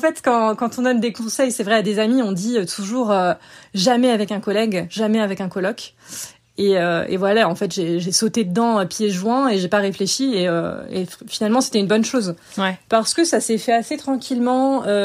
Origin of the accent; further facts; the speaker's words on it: France; moved away as an adult; also born or lived in Bogotá, Colombia / Sydney, Australia; now in Barcelona, Spain; ça fait presque 9 ans que j'ai quitté la France